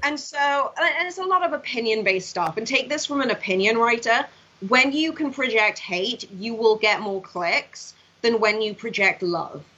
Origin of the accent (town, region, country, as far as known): Swansea, Wales, United Kingdom; born or raised there; moved away as an adult; now in United States